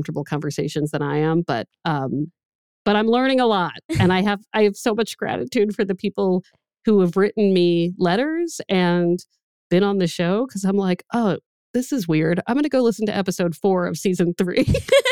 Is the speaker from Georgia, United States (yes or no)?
no; Maryland area, United States; now in Boston, United States; I'm from the Maryland area. So when I moved to Boston